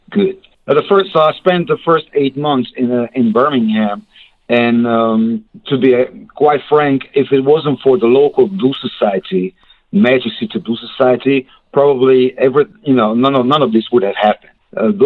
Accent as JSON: {"language": "English", "country": "Hungary", "also_born_or_lived": "Memphis, United States", "second_language": "English", "moved": "as an adult", "lives_now": "United States"}